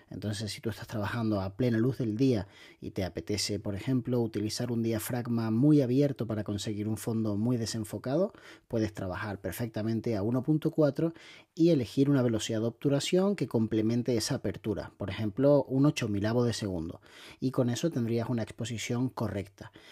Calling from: Valencia, Valencian Community, Spain; de Valencia.

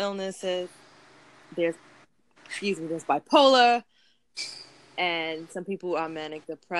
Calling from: New York City, New York, United States; …. …'s calling from Australia, and I'm calling from Brooklyn, New York.

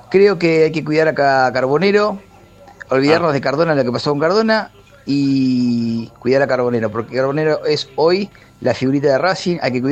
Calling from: Caballito, Buenos Aires, Argentina; ex de Caballito, ahora viviendo en la barría, hace mucho no hablo con ustedes

